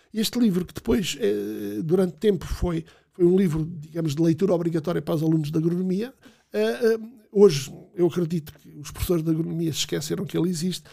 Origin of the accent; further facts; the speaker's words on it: Alandroal, Alentejo, Portugal; now in Torres Vedras, Portugal; sou do Alentejo Interior, do Guadiana, de um conselho, um conselho pobre